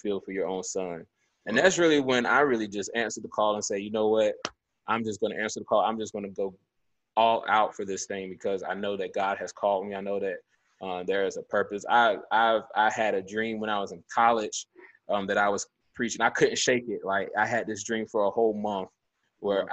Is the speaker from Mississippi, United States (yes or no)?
no; Durham, North Carolina, United States; we grew up in Durham